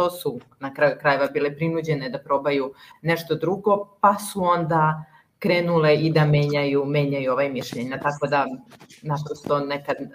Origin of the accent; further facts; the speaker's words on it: Kotor, Kotor Municipality, Montenegro; Da, pa rođena sam u, u Kotoru